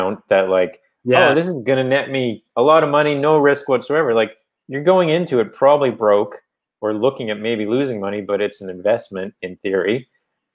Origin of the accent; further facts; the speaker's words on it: Newfoundland and Labrador, Canada; accent: Newfoundland; my Newfoundland accent